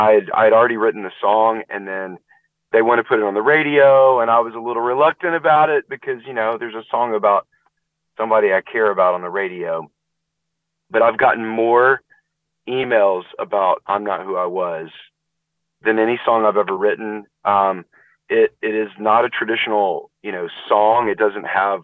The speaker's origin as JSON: {"language": "English", "town": "Nashville", "region": "Tennessee", "country": "United States", "tie": "born or raised there", "said": "I grew up in Nashville, not too far from Chattanooga"}